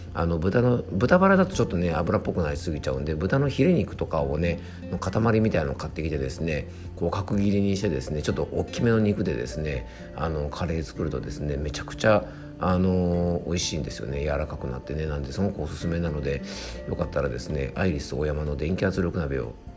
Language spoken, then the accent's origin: Japanese; Yamanashi, Japan; 僕の地元のね山梨県